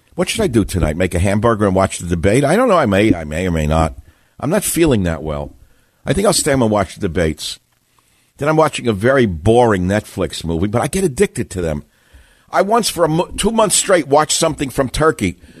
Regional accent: New York City, New York, United States; I'm from Queens.

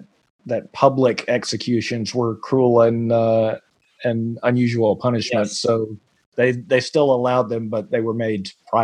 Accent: Nashville, Franklin area, Middle Tennessee, United States; I am from Middle Tennessee, around the Nashville, Franklin area.

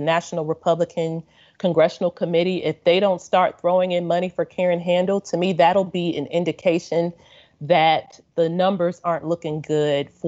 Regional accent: Kentucky, United States; now in Washington, D.C. area, United States; Kentucky, my home state

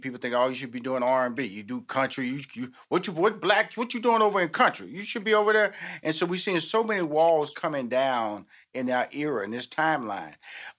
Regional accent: Houston, Texas, United States; You know, I'm from Houston, Texas. I have 6 sisters, 2 brothers.

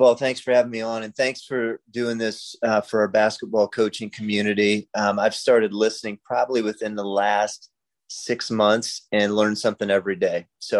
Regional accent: Freeport, Illinois, United States; also born or lived in Nebraska; I was born in Nebraska, but then grew up in Northern Illinois, just probably 15 miles south of the Wisconsin border. So my hometown was Freeport. So I am a Freeport pretzel

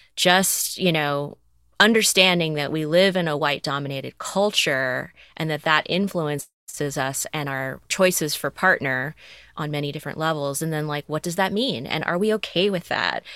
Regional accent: the South, United States; I grew up in the South

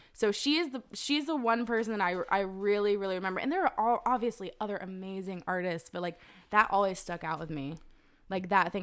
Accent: Zebulon, North Carolina, United States; I was born in Zebulon, North Carolina

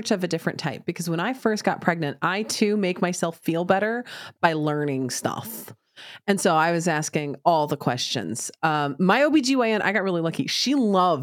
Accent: United States; I'm an American

